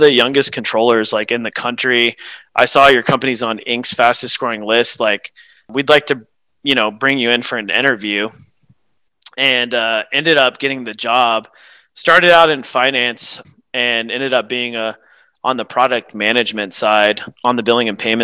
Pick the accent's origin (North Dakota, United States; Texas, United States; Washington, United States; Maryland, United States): Texas, United States; Houston; also born or lived in Tyler, Texas; I've spent most of my life growing up in the greater Houston area